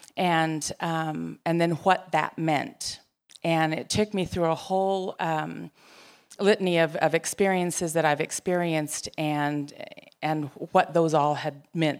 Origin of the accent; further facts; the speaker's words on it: Gallup, New Mexico, United States; I grew up in Gallup, and there were lots of Catholics